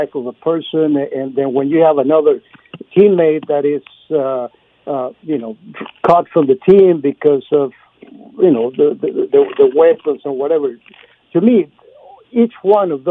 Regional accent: Torreón, Coahuila, Mexico; now in Austin, United States; my hometown in Mexico

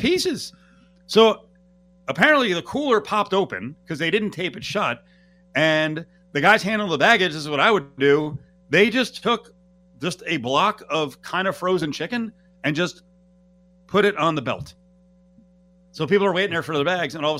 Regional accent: New Jersey, United States; moved away; the parents in New Jersey, and part of that trip meant eating food in my home state

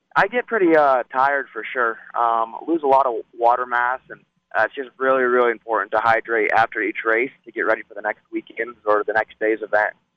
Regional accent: Las Vegas, Nevada, United States; here in my hometown

